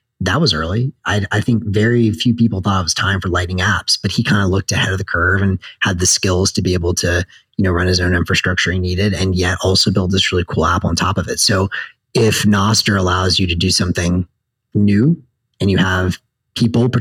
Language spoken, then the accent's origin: English; the South, United States; I'm from the South